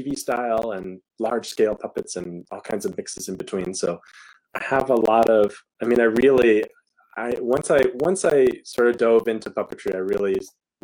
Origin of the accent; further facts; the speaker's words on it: Lincoln, Nebraska, United States; now in New York City, United States; I'm from Lincoln, Nebraska originally